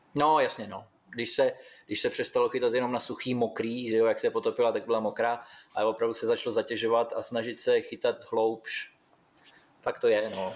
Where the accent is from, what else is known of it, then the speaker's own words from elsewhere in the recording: Vlašim, Central Bohemian Region, Czechia; moved away as an adult; now in Australia; u nás ve Vlašimi byla samozřejmě partička, který to dělali, že jo, kde i táta byl v té době uh, jeden z nich